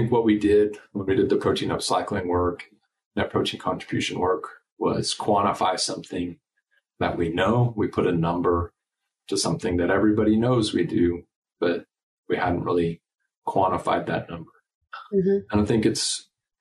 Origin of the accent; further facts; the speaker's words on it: United States; also born or lived in Nebraska / Colorado; now in Texas, United States; I grew up in Nebraska and Colorado